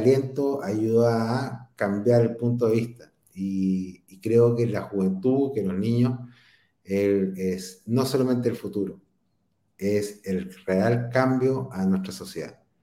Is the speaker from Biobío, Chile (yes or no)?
yes; Concepción, Biobío, Chile; nosotros somos de Concepción